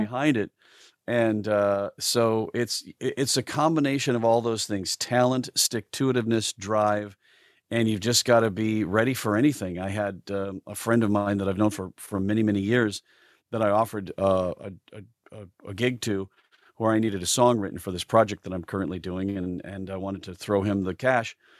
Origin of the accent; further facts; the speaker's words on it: South Dakota, United States; moved away; growing up in South Dakota as a as a creative uh, person is uh, rather tough